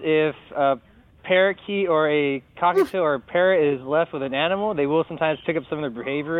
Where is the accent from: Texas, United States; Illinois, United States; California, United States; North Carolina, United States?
Illinois, United States; Chicago; I'm from Chicago.